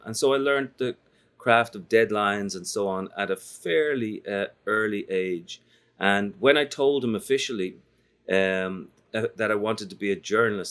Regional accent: Dublin, Leinster, Ireland; When I was growing up in Dublin

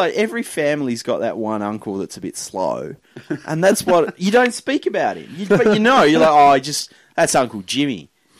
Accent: Tasmania, Australia; now in Sydney, Australia; I'm from Tasmania.

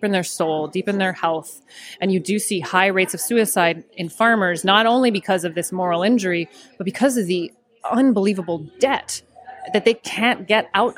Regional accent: Florida, United States; I grew up in Florida, and we had ducks in my backyard, actually

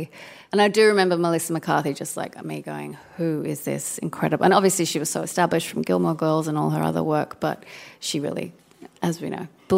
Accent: Sydney, New South Wales, Australia; now in Brooklyn, United States; I am from Sydney.

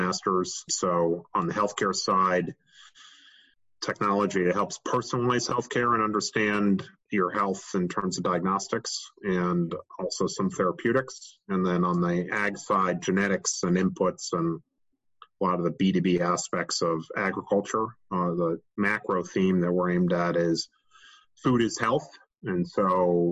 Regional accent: Rye, New York, United States; I grew up in Rye, New York

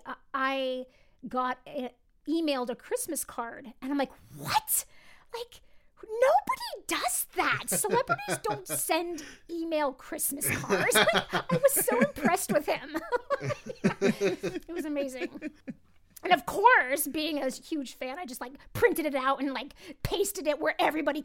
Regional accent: Los Angeles, California, United States; also born or lived in Idaho; I was born and raised

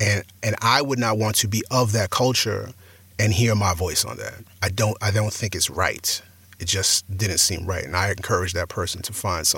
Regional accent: New York, United States; accent: New York; I mean, I sound like I'm from New York, and so that fit.

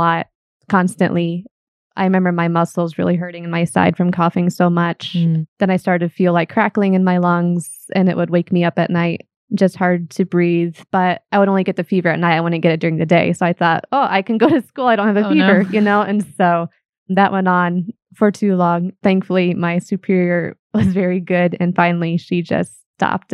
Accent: Fort Wayne, Indiana, United States; moved away; I am from Fort Wayne originally

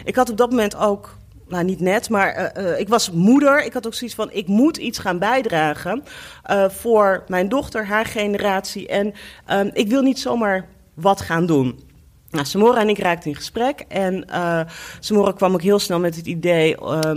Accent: Apeldoorn, Gelderland, Netherlands; now in Amsterdam, Netherlands; Ik kom uit ehm, eh, eh, Apeldoorn

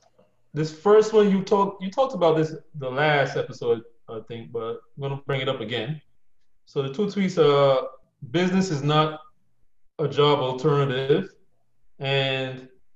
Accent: Barbados; now in New Jersey, United States; I'm from Barbados.

